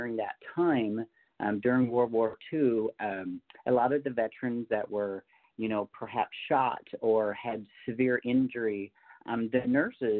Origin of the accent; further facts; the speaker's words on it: Newfoundland and Labrador, Canada; moved away; I'm actually a Canadian native. I was born and raised in Newfoundland, so on the East Coast in Canada